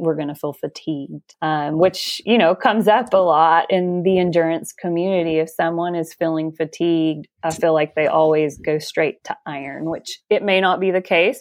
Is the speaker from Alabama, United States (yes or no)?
yes; Alabama, United States; now in Washington, United States; I am from Alabama, but I now live in the state of Washington.